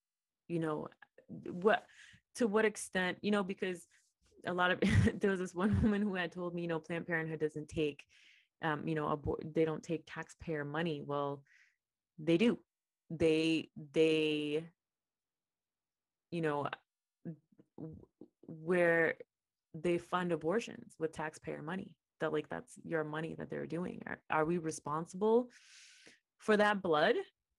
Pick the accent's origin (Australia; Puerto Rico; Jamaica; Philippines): Puerto Rico; I came for the summer from Puerto Rico to work at an internship in New York.